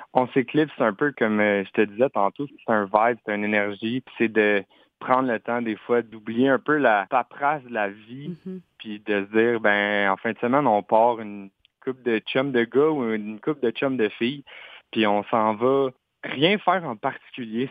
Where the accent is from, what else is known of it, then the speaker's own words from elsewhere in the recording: Quebec, Canada; first language French; je suis, québécois, je suis pas anglophone. Fait ma langue maternelle, c'est vraiment le français.